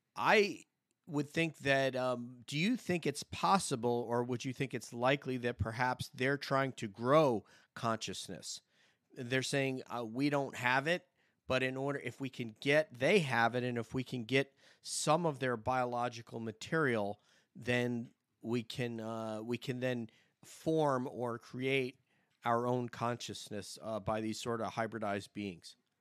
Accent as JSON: {"language": "English", "town": "Montrose", "region": "New York", "country": "United States", "said": "I'm from up there in uh, Montrose, the Montrose area of the Hudson Valley, just adjacent to Peekskill."}